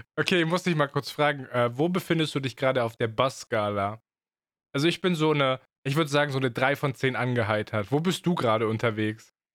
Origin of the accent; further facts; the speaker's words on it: Swabia, Germany; Ich bin Schwabe